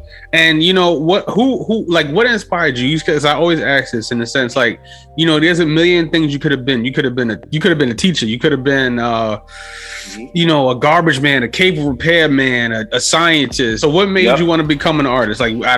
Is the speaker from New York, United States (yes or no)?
yes; New York City, New York, United States; we Bronx people